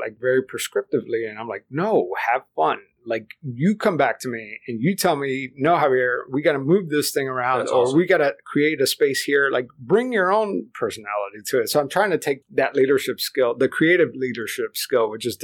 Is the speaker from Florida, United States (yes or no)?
yes; Miami, Florida, United States; first language Spanish; English is a second language; I grew up in South Florida, in Miami, where English is really optional.